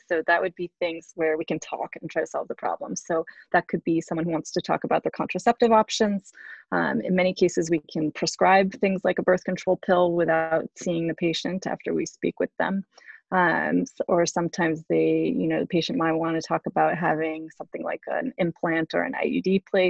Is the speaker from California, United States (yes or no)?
yes; Bay Area, California, United States; also born or lived in Albany, New York / Baltimore, Maryland; I grew up in the Bay Area as a first-generation American